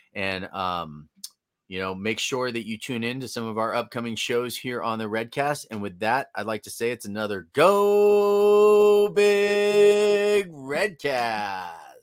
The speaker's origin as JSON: {"language": "English", "area": "Bay Area", "region": "California", "country": "United States", "tie": "born or raised there", "moved": "yes", "said": "I grew up in the Bay Area"}